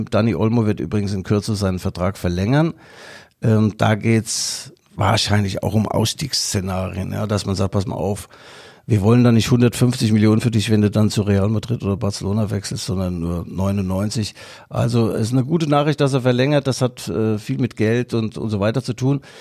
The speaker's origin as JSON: {"language": "German", "town": "Mainz", "region": "Rhineland-Palatinate", "country": "Germany", "said": "Äh, ich bin praktisch auch ein Mainzer."}